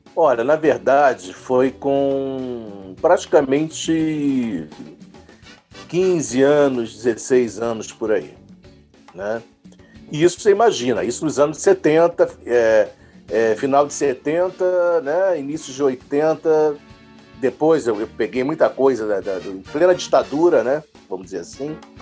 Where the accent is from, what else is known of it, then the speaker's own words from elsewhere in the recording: Rio de Janeiro, Brazil; now in São Paulo, Brazil; Sou carioca, mas estou aqui em São Paulo já há 15 anos